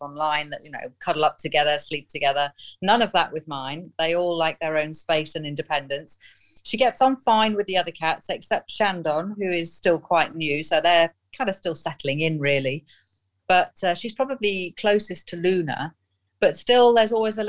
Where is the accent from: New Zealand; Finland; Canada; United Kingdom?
United Kingdom; Nottingham, East Midlands; moved away as an adult; now in Oman; I'm from Nottingham in the UK, but I'm currently living out in Oman in the Middle East, where I've been for the last 14 years.